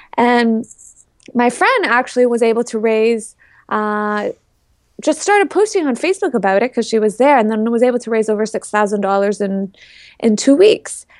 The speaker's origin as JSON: {"language": "English", "town": "Toronto", "region": "Ontario", "country": "Canada", "said": "I'm from the Toronto area in Canada"}